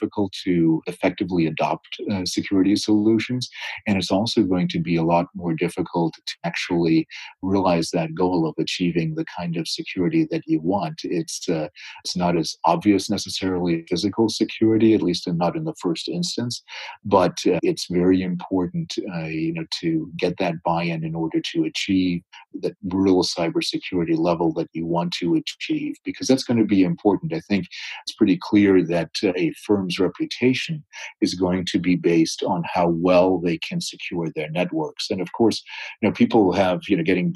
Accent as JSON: {"language": "English", "area": "the East", "region": "East Coast", "country": "United States", "tie": "born or raised there", "said": "I was born on the West, but I grew up in the East."}